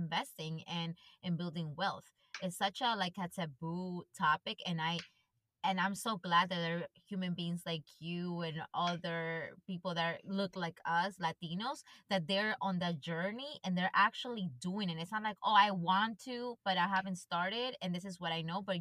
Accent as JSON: {"language": "English", "country": "Ecuador", "tie": "born or raised there", "moved": "yes", "said": "I grew up in Ecuador"}